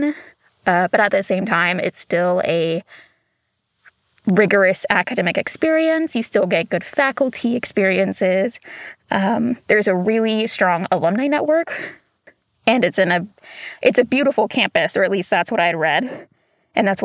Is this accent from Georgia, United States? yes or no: no; Chattanooga, Tennessee, United States; moved away as an adult; also born or lived in Hixson, Tennessee; now in Walla Walla, United States; I'm from Chattanooga, Tennessee